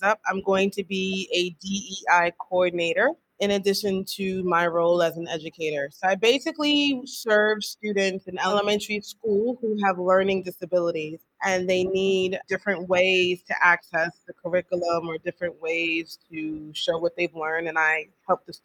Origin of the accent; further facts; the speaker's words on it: New York City, New York, United States; I was born and raised in the Bronx